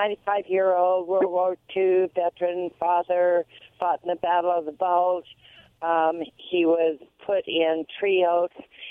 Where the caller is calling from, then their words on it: Pasco, Washington, United States; Sam, I'm calling from Pasco.